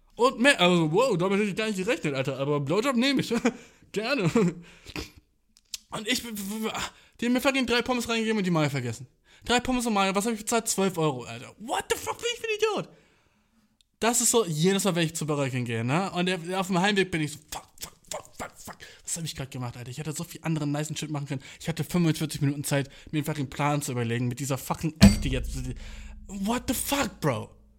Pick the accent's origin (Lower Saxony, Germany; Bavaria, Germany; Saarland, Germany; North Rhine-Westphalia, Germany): Lower Saxony, Germany; Göttingen; Göttingen, weil das meine Heimatstadt ist